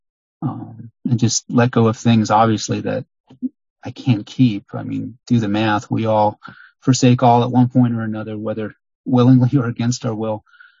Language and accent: English; Long Island, New York, United States; moved away; also born or lived in Miami, Florida; I grew up in largely in Long Island, New York, and also in Miami, Florida.